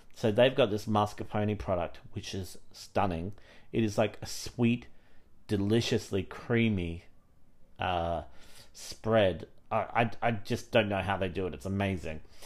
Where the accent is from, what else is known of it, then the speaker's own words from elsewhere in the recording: Australia; now in United Kingdom; I grew up in Australia